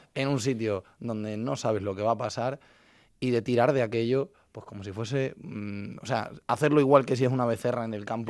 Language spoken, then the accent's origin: Spanish; Zafra, Extremadura, Spain; mi pueblo Zafra